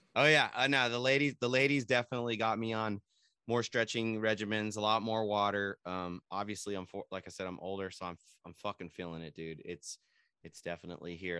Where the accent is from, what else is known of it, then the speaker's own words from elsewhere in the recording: San Jose, California, United States; I'm from San Jose